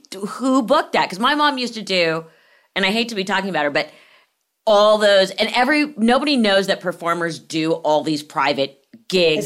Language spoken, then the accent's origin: English; Los Angeles, California, United States; I grew up in L